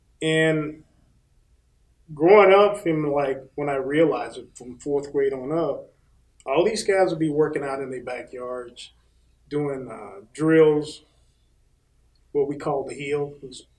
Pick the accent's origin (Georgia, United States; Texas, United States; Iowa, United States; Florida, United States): Florida, United States; Bartow; I grew up in Central Florida, a little town called Bartow.